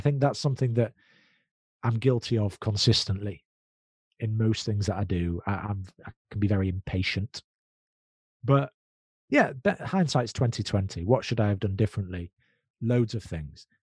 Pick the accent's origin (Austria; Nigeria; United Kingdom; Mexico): United Kingdom; we're British Jews. So we're British, but we're Jews